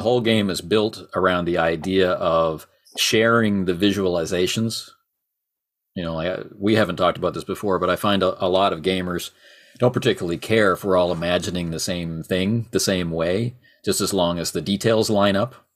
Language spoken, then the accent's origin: English; Canada; I'm Canadian.